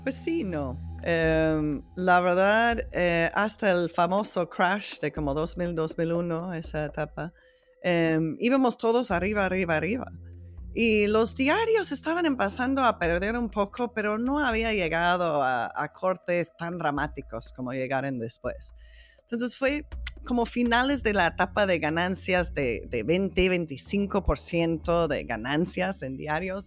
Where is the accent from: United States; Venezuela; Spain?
United States; trabajando en uno de los condados más ricos de mi país